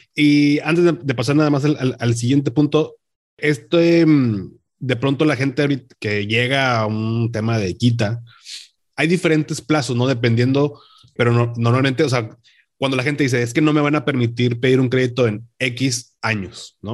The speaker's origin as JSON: {"language": "Spanish", "town": "Monterrey", "region": "Nuevo León", "country": "Mexico", "said": "acá en, Monterrey, que aquí, bueno, acá en Nuevo León, porque siempre decimos que somos de Monterrey, aunque vivas en otro municipio"}